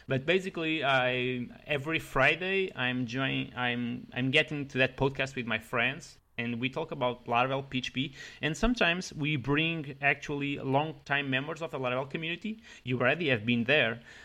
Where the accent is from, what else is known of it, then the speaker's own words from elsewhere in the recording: Leiria, Leiria District, Portugal; English is a second language; moved away as an adult; now in Paris, France; originally I am from Portugal, that is a small country in Europe